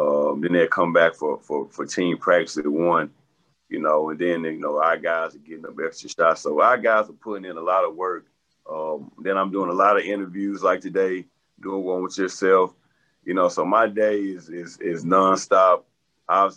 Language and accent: English; Little Rock, Arkansas, United States; I'm from Arkansas, I'm from Little Rock